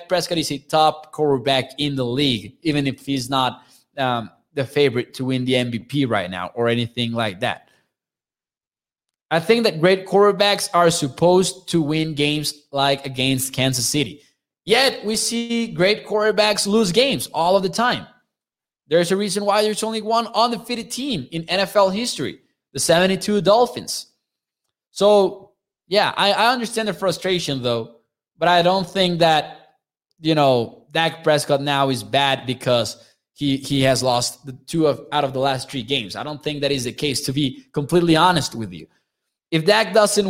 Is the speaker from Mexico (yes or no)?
yes; Chihuahua, Mexico; I'm from Chihuahua, Mexico